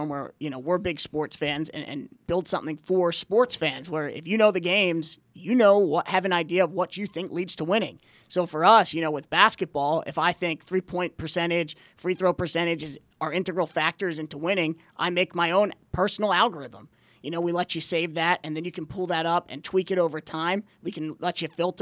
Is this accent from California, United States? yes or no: no; Pikesville, Maryland, United States; we're all Baltimore guys. We grew up in Pikesville.